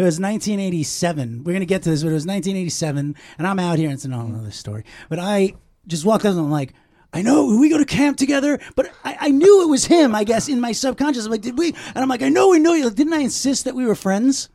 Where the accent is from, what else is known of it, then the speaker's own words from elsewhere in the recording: Long Island, New York, United States; my temple, I was an Orthodox temple where I grew up in Long Island